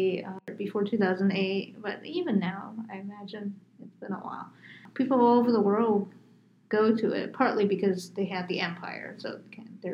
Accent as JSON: {"language": "English", "region": "New York", "country": "United States", "tie": "born or raised there", "also_born_or_lived": "Phoenix, Arizona", "moved": "yes", "said": "I grew up in New York, so New York is very tall"}